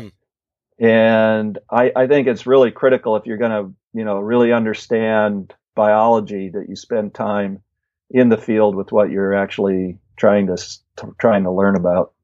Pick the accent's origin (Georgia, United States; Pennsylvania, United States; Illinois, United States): Illinois, United States; moved away as an adult; also born or lived in Bellingham, Washington; back in Illinois where I grew up